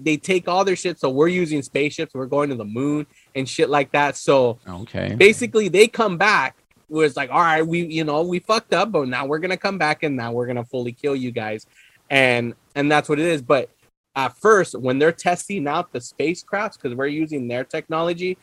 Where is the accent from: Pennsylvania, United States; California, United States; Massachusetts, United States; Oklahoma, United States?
California, United States; a Californian